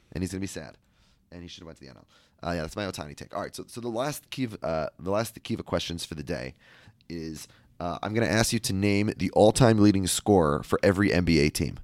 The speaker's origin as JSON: {"language": "English", "region": "Minnesota", "country": "United States", "said": "I'm from the Midwest."}